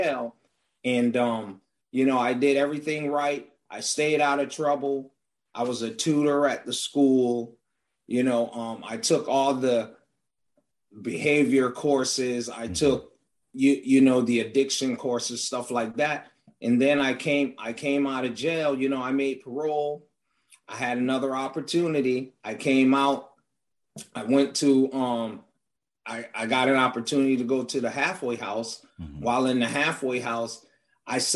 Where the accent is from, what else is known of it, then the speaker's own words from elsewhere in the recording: Hartford, Connecticut, United States; I grew up in Hartford, Connecticut.